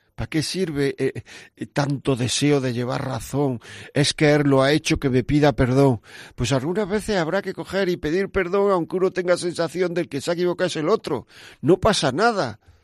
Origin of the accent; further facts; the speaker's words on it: Granada, Andalusia, Spain; yo soy de Granada